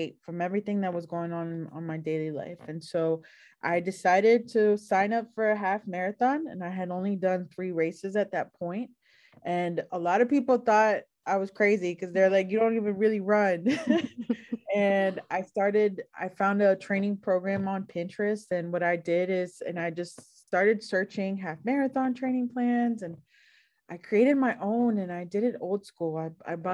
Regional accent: Northern Virginia, United States; also born or lived in Washington, D.C.; now in Marietta, United States; I was born in Washington, D.C., raised in Northern Virginia

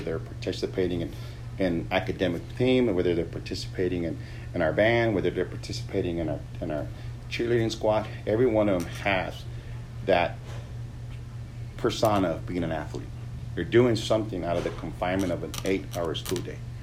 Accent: Eagle Pass, Texas, United States; moved away as an adult; now in Lubbock, United States; I grew up in Eagle Pass

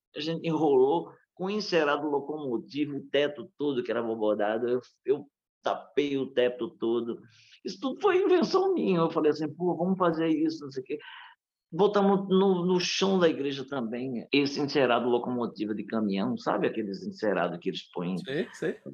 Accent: Northeast Brazil, Brazil; nós nordestinos

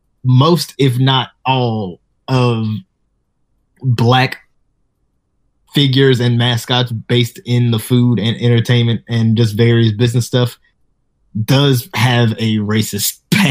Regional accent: the South, United States; moved away; growing up in the South.

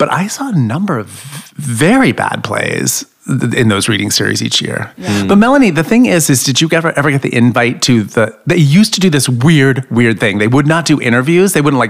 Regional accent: New York, United States; So I'm from New York. I don't know if you said that. I'm a New Yorker.

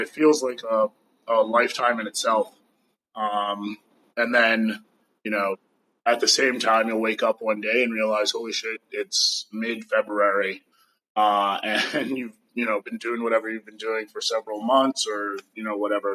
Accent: New York City, New York, United States; now in California, United States; I am American from New York City originally. I live somewhat in California, somewhat nomad

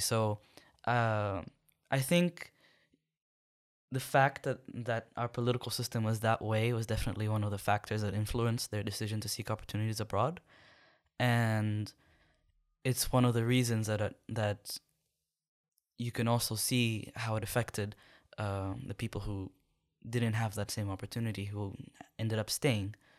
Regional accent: Jeddah, Makkah Province, Saudi Arabia; moved away as an adult; also born or lived in Sudan; now in Khartoum, Sudan; I was born and and lived most of my life in the coastal city of Jeddah

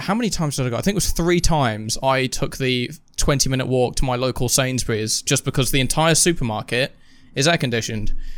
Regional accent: United Kingdom; we are British

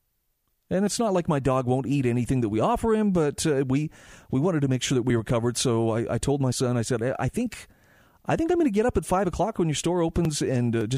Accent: Utah, United States; my home state of Utah

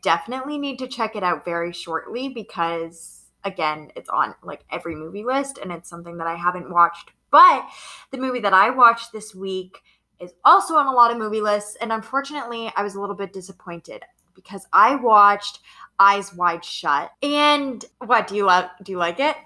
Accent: Maine, United States; I'm from Maine, so I'm not from Massachusetts

